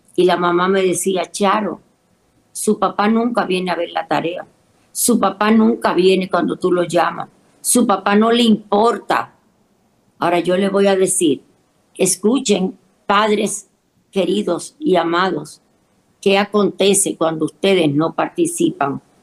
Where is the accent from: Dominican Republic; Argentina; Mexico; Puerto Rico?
Dominican Republic; Mi tierra, República Dominicana